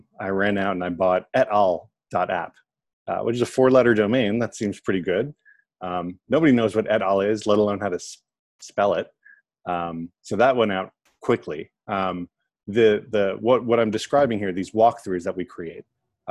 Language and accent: English; New York City, New York, United States; I'm a native New Yorker, born and bred in New York